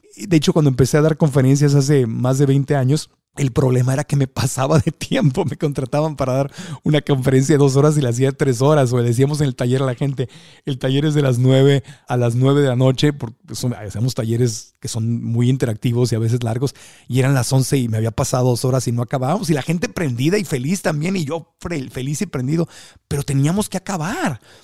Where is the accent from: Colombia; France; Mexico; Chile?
Mexico; creciendo en México